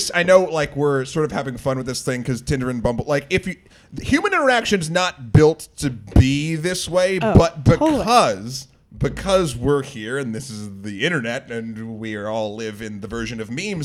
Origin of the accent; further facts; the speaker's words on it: Amherst, New Hampshire, United States; now in New York City, United States; I'm from Amherst